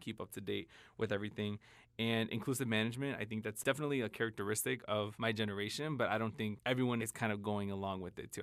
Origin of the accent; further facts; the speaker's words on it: Chicago, Illinois, United States; I was in Chicago 'cause I grew up in Chicago